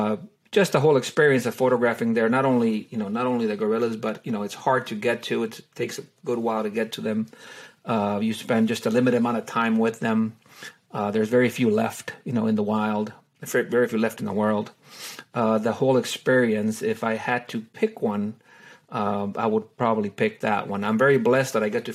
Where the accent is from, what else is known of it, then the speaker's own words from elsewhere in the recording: Honduras; now in Texas, United States; I was born and raised in Honduras. I'm originally from Honduras.